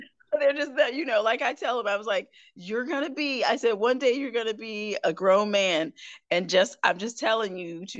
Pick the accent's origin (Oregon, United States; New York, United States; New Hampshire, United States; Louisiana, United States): New York, United States; Albany; moved away as an adult; also born or lived in Hattiesburg, Mississippi; I was raised from about the age of 5. We went from downstate, which is your whole New York City area, to upstate. So I was raised in Albany, the capital, and that area